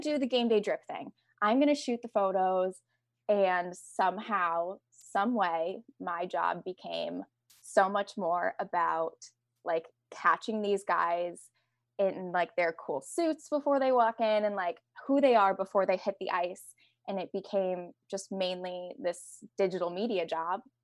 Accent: Connecticut, United States; I grew up in Connecticut

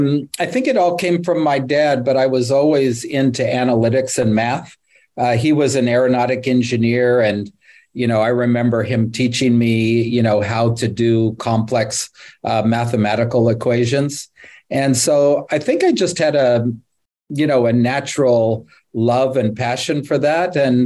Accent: California, United States; I'm from Northern California.

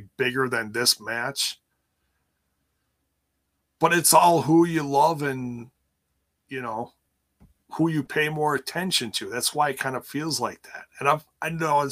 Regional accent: Milwaukee, Wisconsin, United States; on the east side of my hometown, Milwaukee

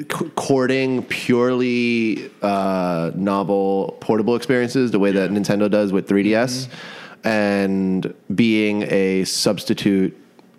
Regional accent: New York City, New York, United States; I am merely from Brooklyn.

